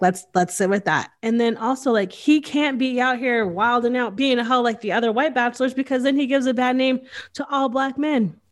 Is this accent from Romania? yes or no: no; Northeast, United States; I grew up in the Northeast